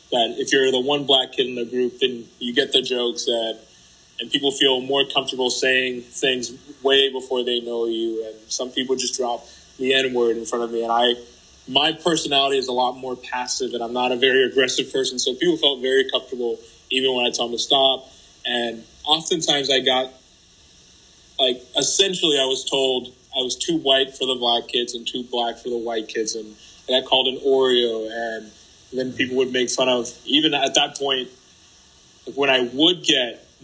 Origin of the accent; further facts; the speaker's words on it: United States; also born or lived in Haiti; It has been